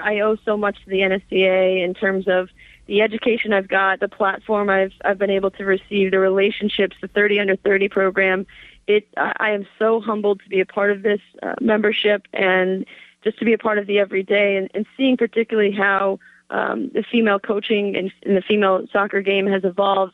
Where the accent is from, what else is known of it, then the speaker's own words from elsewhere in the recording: Natick, Massachusetts, United States; I'm a Massachusetts girl. I'm from Natick, Mass, just outside of Boston